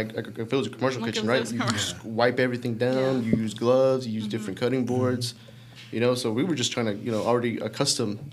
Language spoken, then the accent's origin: English; Dalton, Georgia, United States; I was actually born and raised here in Dalton, Georgia